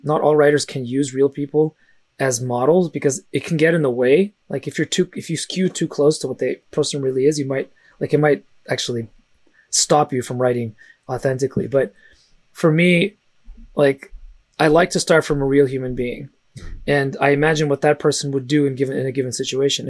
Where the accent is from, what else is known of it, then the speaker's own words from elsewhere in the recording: San Francisco, California, United States; first language Russian; English is a second language; I actually didn't speak English until I was five, uh, even though I was born in San Francisco